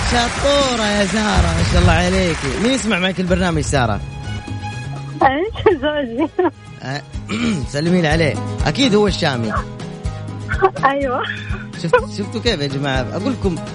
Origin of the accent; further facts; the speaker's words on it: Yemen; انا يمنية يمنية